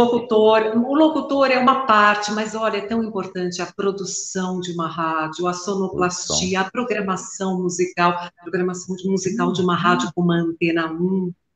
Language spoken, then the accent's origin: Portuguese; São Paulo, Brazil; Sou São Paulo, sou bem paulistana, cosmopolita.